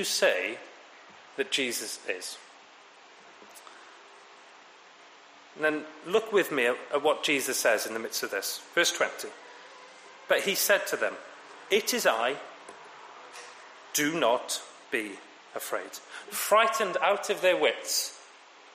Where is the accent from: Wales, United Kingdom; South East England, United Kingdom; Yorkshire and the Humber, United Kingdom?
Wales, United Kingdom; being a Welshman travelling into London